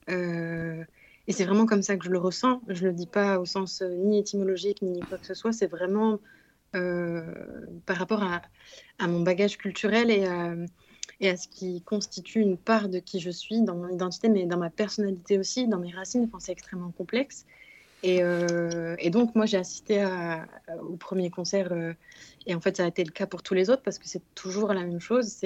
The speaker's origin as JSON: {"language": "French", "country": "Morocco", "said": "quelque chose qui bah, nous parle en tant que Marocain aussi"}